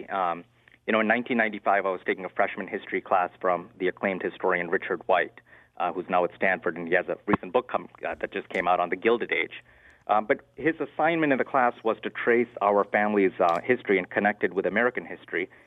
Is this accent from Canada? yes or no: no; India; you know, my family came here as immigrants, and um, you know, we came here from India.